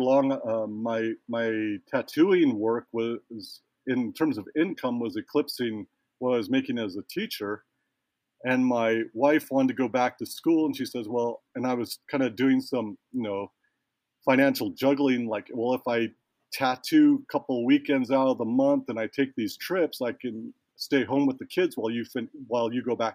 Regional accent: United States; also born or lived in Hawaii; growing up in the States, my language is not far from perfect.

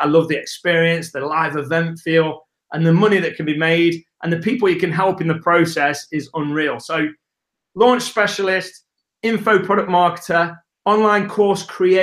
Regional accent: England, United Kingdom; accent: English; It's my English accent

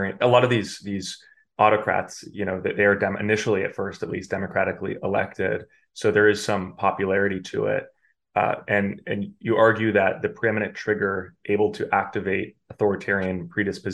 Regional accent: United States; I'm an American

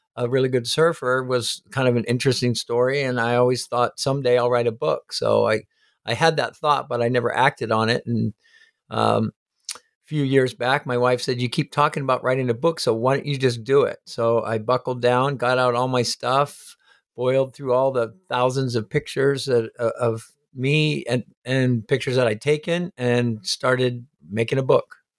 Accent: Hawaii, United States; born or raised there; also born or lived in Indianapolis, Indiana

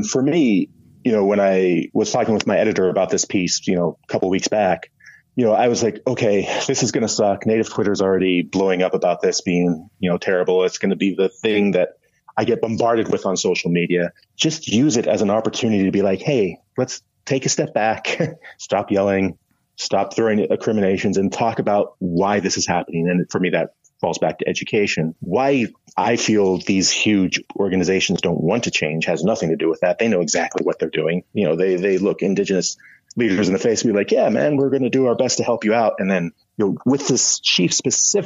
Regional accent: Seattle, Washington, United States; I'm from Seattle

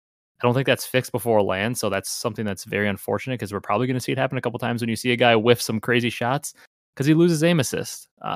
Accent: Wisconsin, United States; I'm from Wisconsin. I've been over in that area.

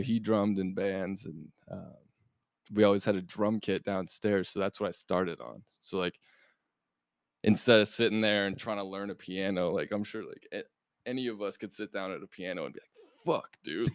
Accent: Golden, Colorado, United States; moved away as an adult; now in Los Angeles, United States; I come from Golden, Colorado, man. Like small town, no musicians

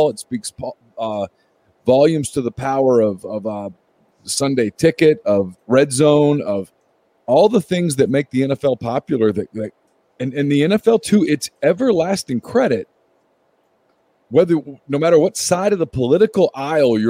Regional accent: Ruston, Louisiana, United States; I grew up in Ruston

